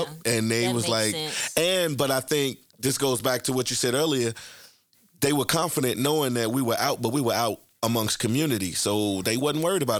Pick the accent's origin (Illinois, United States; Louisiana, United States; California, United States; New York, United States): Illinois, United States; Chicago; being a young Black woman from the west side of Chicago. I know what North Lawndale was like growing up for me.